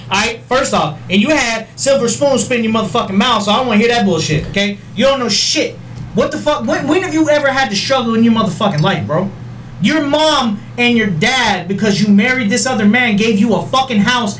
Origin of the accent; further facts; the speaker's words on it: Las Vegas, Nevada, United States; Well, I'm from Vegas.